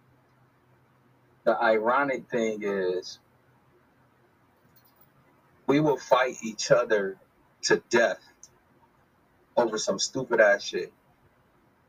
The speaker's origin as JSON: {"language": "English", "country": "United States", "tie": "born or raised there", "moved": "as an adult", "lives_now": "Tanzania", "said": "We was born and raised in America"}